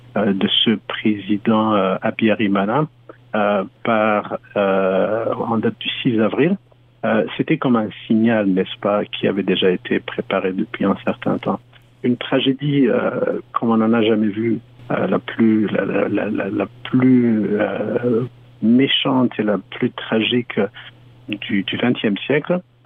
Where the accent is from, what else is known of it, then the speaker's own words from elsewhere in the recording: Rwanda; now in Canada; nous sommes des Rwandais